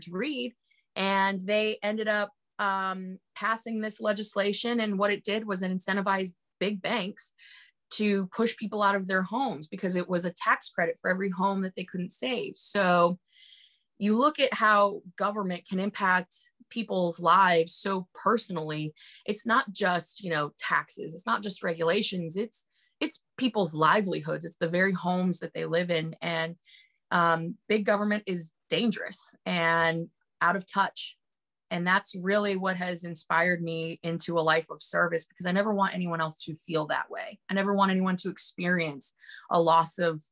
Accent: Denver, Colorado, United States; now in Florida, United States; I'm originally from Denver

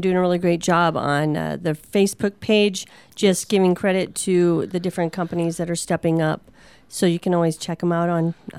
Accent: Minnesota, United States; moved away; I'm from Minnesota.

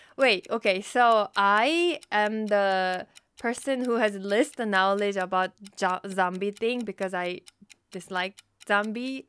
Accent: South Korea; first language Korean; English is a second language; moved away as an adult; now in United States; I'm from Korea. I moved to the States about ten years ago

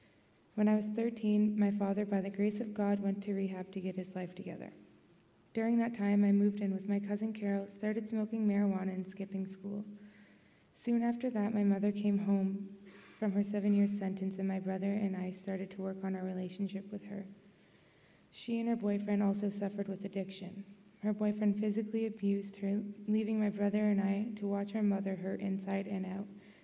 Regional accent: Fort Erie, Ontario, Canada; born there; And I was born in Fort Erie, Ontario.

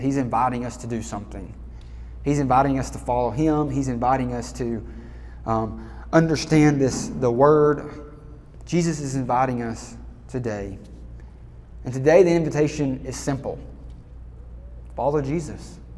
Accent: Alabama, United States; I'm from Alabama

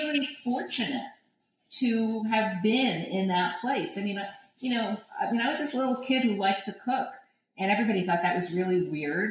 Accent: New York City, New York, United States; I grew up in Greenwich Village. I grew up on 10th Street

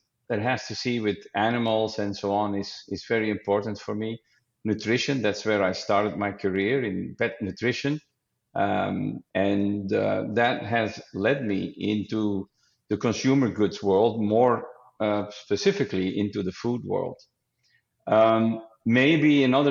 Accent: Belgium; moved away; I am from Belgium. But these days I am a Belgian citizen and a US citizen

